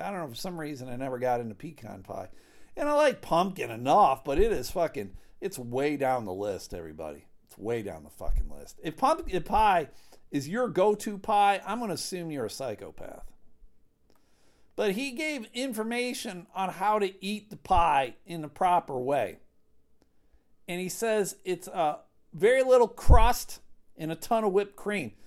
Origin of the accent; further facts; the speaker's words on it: West Michigan, United States; we're from West Michigan